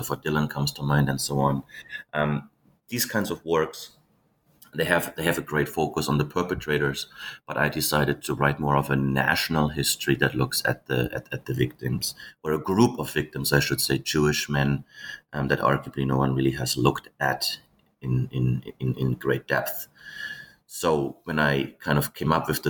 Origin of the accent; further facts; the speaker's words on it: Germany; I was born and raised in Germany